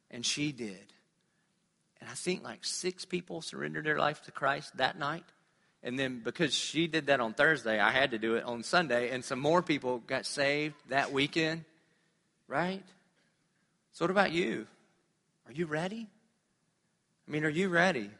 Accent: United States; I'm a pastor from America

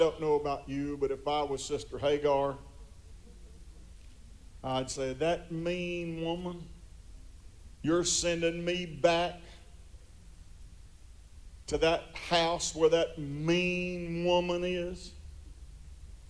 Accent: United States; I am an American

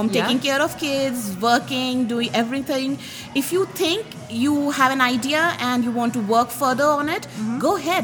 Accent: India; moved away as an adult; also born or lived in Philadelphia, United States; now in Utah, United States; I am from India. I got married, came to Philadelphia with my husband, and he got his job changed. So we moved to Utah

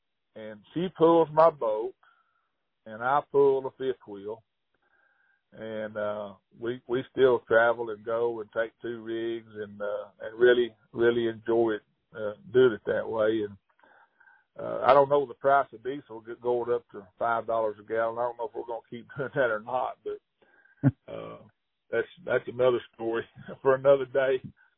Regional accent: Hot Springs, Arkansas, United States; And I grew up in Hot Springs, and gosh, yeah, I can remember my dad picking me up, you know, at the schoolyard and in grade school, and going straight to the lake

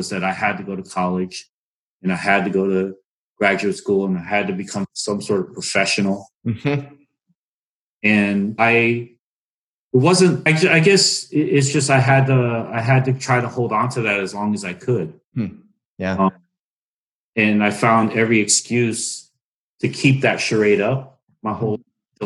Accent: United States; growing up in America, I'm American too

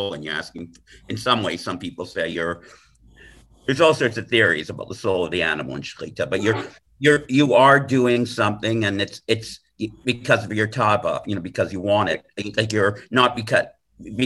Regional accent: Canada; I'm from Canada

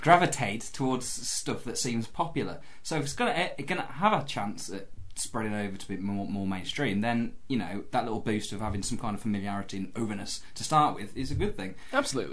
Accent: Ireland; I'm Irish.

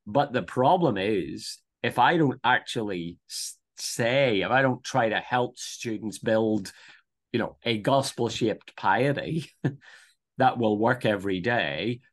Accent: Northern Ireland, United Kingdom; moved away as an adult; also born or lived in Dublin, Ireland; now in Brisbane, Australia; I'm, I'm from Northern Ireland, uh, born just outside Belfast

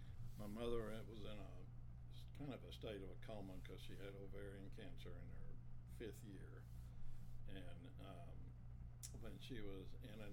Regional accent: Dallas, Texas, United States; I was born and raised in Dallas. Born at Methodist Hospital in 1950.

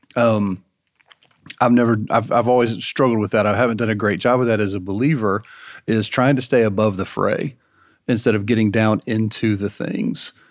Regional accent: Marietta, Georgia, United States; growing up in Marietta, in um, you know a kind of current culture and going to visit cousins in Villarica, Georgia

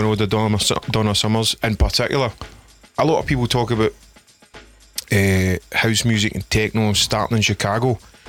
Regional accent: Stevenston, Scotland, United Kingdom; I'm from Stevenson, which is right next to Salkett's

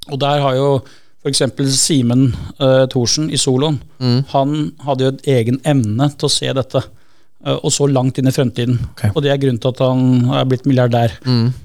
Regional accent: Skien, Telemark, Norway; jeg kom fra Skien.

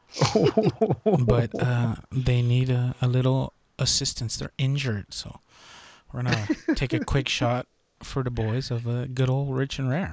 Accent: El Monte, California, United States; We're from the Monte

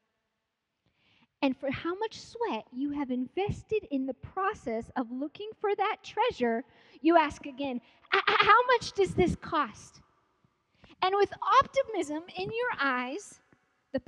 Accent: Palmer, Alaska, United States; moved away as an adult; also born or lived in Africa; I grew up in Palmer, Alaska.

